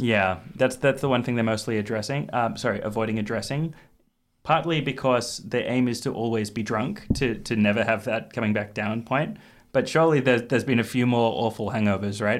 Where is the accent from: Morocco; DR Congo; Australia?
Australia; as an Australian